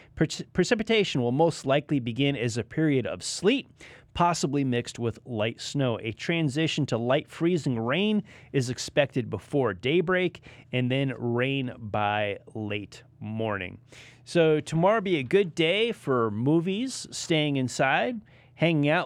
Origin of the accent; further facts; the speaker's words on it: Connecticut, United States; now in Lake Norman area, North Carolina, United States; I am a Connecticut native